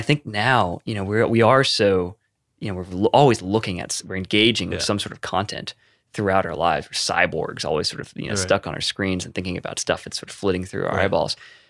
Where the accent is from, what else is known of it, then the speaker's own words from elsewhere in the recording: the South, United States; I come from a place of real privilege, particularly growing up in the South